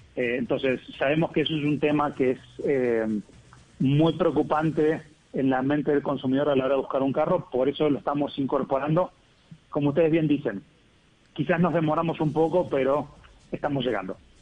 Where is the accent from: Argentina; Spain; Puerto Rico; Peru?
Argentina; accent: Argentine; moved away as an adult; now in Colombia; Yo soy argentino, pero estoy aquí en ah, Colombia hace casi tres años.